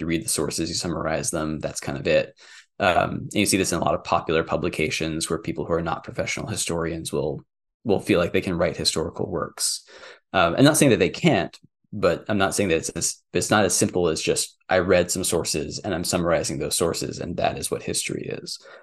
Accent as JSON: {"language": "English", "region": "Texas", "country": "United States", "tie": "born or raised there", "said": "I grew up in Texas"}